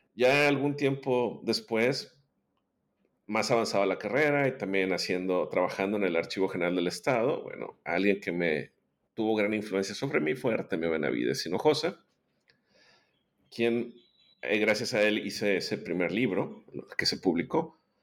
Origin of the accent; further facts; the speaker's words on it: Monterrey, Nuevo León, Mexico; yo soy eh, originario de Monterrey, Nuevo León, México